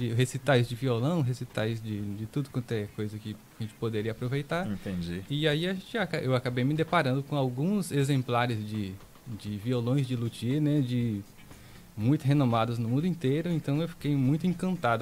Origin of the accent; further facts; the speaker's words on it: Serra do Ramalho, Bahia, Brazil; Eu nasci na 8, né? Na Agrovila 8. 8. Sim. Daqui mesmo. Cursei o ensino médio todo aqui.